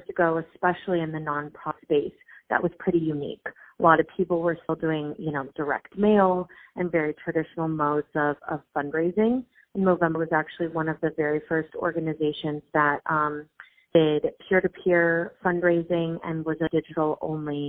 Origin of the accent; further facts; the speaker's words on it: Los Angeles, California, United States; moved away as an adult; now in New York, United States; I am born and raised in Los Angeles